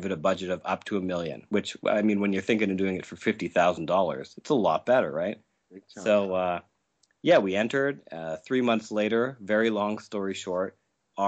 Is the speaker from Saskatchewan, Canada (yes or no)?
yes; Saskatchewan, Canada; I'm from Saskatchewan in Canada